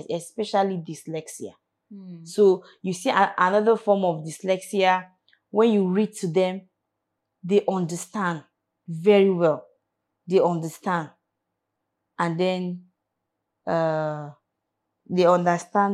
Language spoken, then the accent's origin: English; Kaduna, Kaduna State, Nigeria; now in Abuja, Nigeria; I am from Kaduna